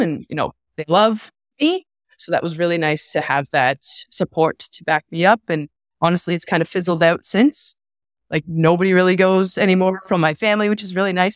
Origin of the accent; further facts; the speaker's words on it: Sarnia, Ontario, Canada; moved away; I came from Sarnia. That's where I'm born and raised